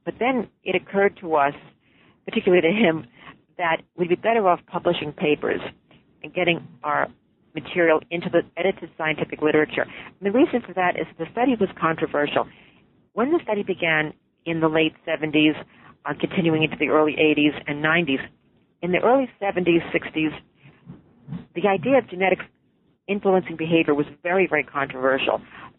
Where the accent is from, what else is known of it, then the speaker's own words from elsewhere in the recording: New York City, New York, United States; Now, I grew up in New York City, and I am a fraternal twin myself